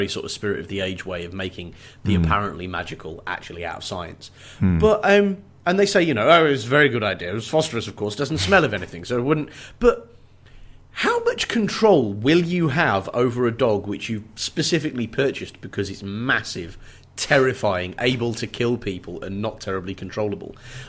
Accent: England, United Kingdom; I'm English as well

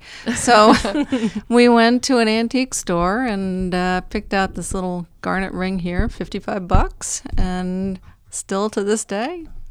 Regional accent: New Jersey, United States; I grew up in New Jersey.

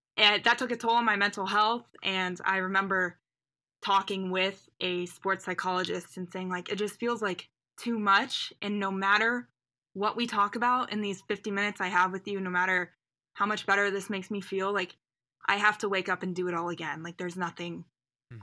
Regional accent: Indianapolis, Indiana, United States; also born or lived in New York; I am originally from Indianapolis area, but I went to Colgate University out in New York.

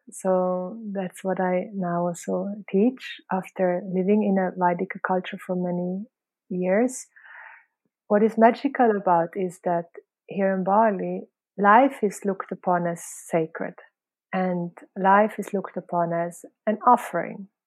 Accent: Switzerland; also born or lived in Philippines; now in Indonesia; No, originally I'm from Switzerland and Philippines.

